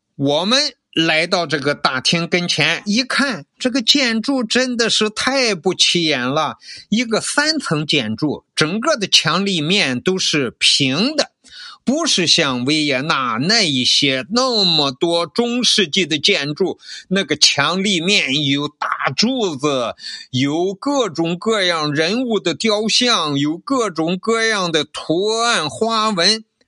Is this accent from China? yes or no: yes; China; 我们中国人